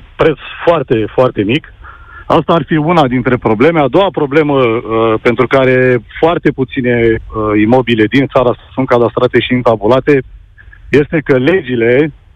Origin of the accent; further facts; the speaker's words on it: Bucharest, Romania; Sunt din București